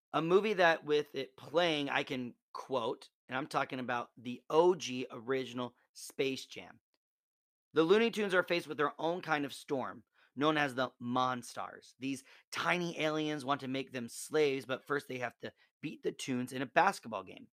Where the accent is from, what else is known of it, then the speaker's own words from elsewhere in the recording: Nebraska, United States; moved away; I'm originally from Nebraska